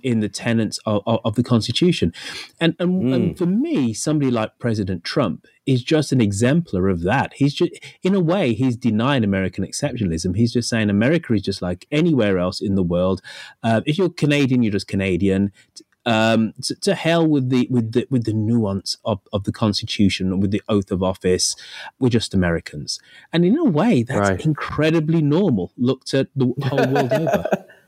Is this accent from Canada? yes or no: no; United Kingdom; being a Brit